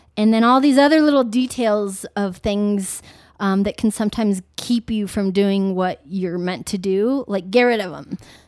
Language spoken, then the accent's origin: English; Philippines; now in United States; Just on a quick note, I'm adopted from the Philippines.